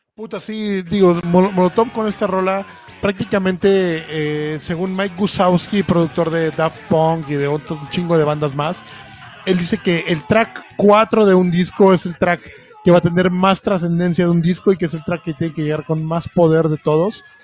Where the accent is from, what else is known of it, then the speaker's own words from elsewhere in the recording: Veracruz, Mexico; Yo soy de Veracruz y prácticamente allá los jarochos nos, nos saludamos con una mentada de madre por las mañanas